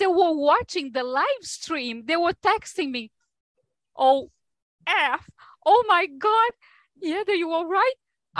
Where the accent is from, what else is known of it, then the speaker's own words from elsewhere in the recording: Brazil; now in New York, United States; I am originally from Brazil, but I've been here in New York for most of my life by now.